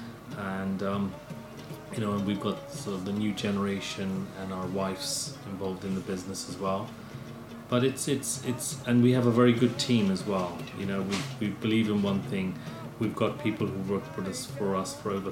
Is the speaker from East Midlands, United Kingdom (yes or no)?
no; Bristol, South West England, United Kingdom; also born or lived in Uganda; We are refugees from Uganda who arrived here in 1972 when Idi Amin expelled all Asians